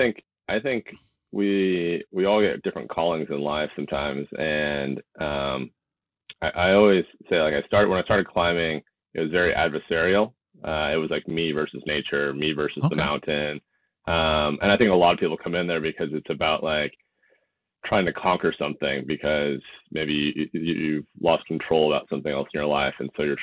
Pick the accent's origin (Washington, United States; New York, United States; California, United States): Washington, United States; Poulsbo; I grew up in the Northwest, kind of in a small Paulsbo. For those who are from the Northwest, a little Norwegian town. We grew up in a kind of in a farm over there on in Big Valley